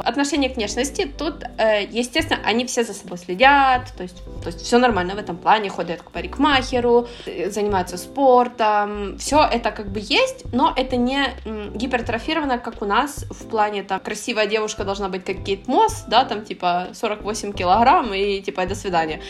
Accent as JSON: {"language": "Russian", "country": "Ukraine", "moved": "as an adult", "lives_now": "Barcelona, Spain", "said": "Я с Украины"}